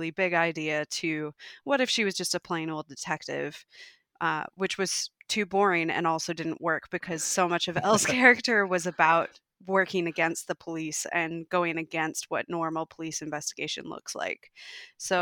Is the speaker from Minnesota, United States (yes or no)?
yes; Minnesota, United States; accent: Minnesota; moved away as an adult; also born or lived in North Dakota; now in Melbourne, Australia; I was born and raised in Minnesota, brief interlude in North Dakota when I was a baby